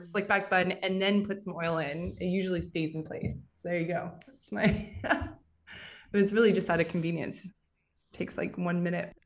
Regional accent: Western Canada, Canada; moved away as an adult; also born or lived in Paris; now in New York, United States; I'm originally from Western Canada. I moved to New York eleven years ago, twelve years ago now.

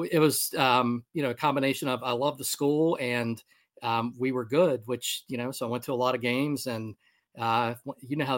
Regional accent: Maryland, United States; moved away; also born or lived in Charlottesville, Virginia; I grew up in Maryland

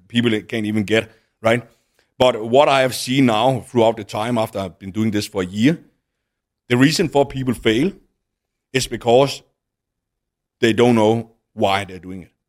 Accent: Denmark; moved away as an adult; now in Dubai, United Arab Emirates; back in Denmark, then I moved out of my home town

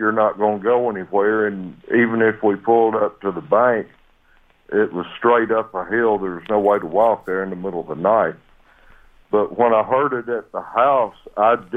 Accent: Sparta, Tennessee, United States; I've lived in Tennessee all my life

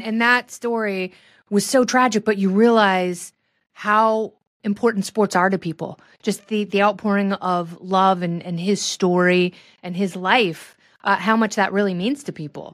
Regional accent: Portland, Oregon, United States; I grew up in Portland.

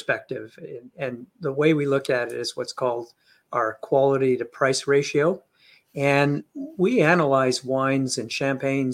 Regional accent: India; also born or lived in London, United Kingdom; now in Canada; My parents are old school Indian parents. I was born in India

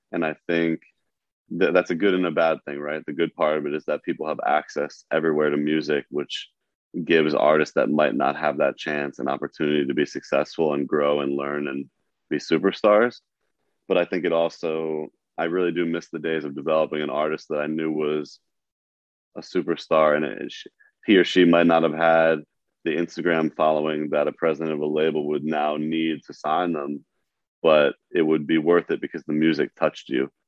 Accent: East Coast, United States; I have so much respect for that grind because of how I grew up on the East Coast.

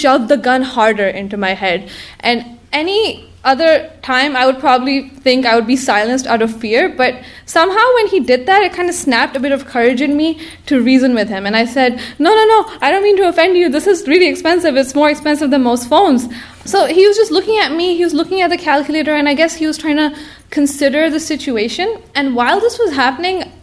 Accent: Karachi, Sindh, Pakistan; moved away; I was born in Karachi, Pakistan. It's a place I'm deeply attached to and will always call home

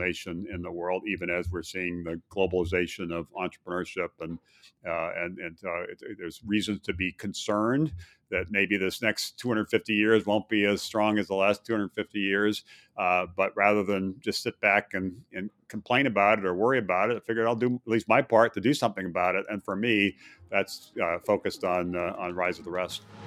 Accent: Hawaii, United States; also born or lived in Midwest; now in Virginia, United States; I did grow up in, in Hawaii

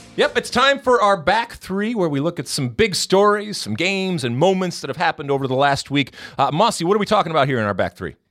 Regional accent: Midwest, United States; growing up in, uh, in the Midwest in the seventies and eighties

